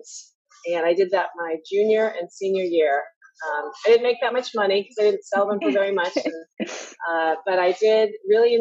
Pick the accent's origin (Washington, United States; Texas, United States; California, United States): Texas, United States; also born or lived in Tulsa, Oklahoma; now in Boston, United States; I grew up in Texas and in Tulsa. My parents are from Taiwan